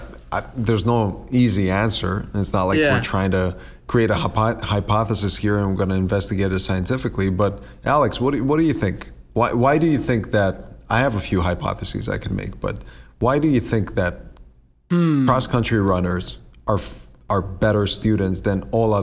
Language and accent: English; Greece; English is a second language; I grew up in Greece and I went to high school in Greece.